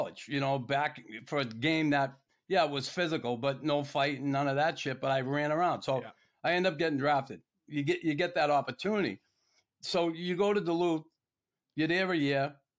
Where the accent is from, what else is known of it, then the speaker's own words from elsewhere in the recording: Alberta, Canada; And listen, growing up in Alberta, and before I guess the Minnesota experience, looking, what shocked me, and I've seen a lot